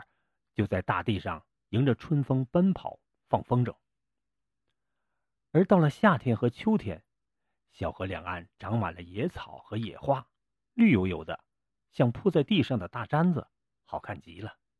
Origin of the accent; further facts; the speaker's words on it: Changtu, Liaoning, China; moved away as an adult; also born or lived in Beijing / Germany; 我于一九六六年十月三号出生在辽宁昌图。